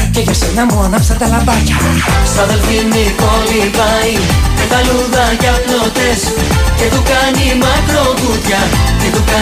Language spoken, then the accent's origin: Greek; Greece; Γιατί είμαι από την Ελλάδα.